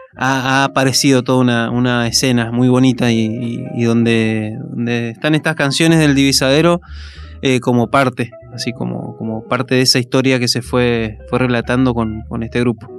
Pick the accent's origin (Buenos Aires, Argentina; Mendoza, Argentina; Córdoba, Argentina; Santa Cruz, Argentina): Mendoza, Argentina; Maipú; also born or lived in Godoy Cruz; Soy de Maipú. Eh, nací en Maipú. Es toda zona, digamos, la zona metropolitana de Mendoza.